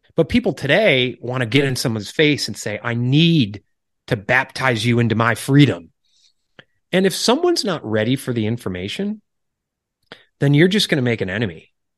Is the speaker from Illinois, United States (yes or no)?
yes; Illinois, United States; moved away as an adult; also born or lived in New York City / Washington, D.C. / Charleston, South Carolina; wife and I are originally from Illinois, uh, suburbs out to the rural area.